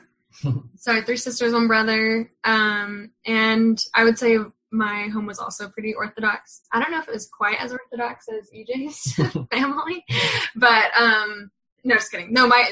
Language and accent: English; Bakersfield, California, United States; moved away; I grew up in California, Bakersfield, California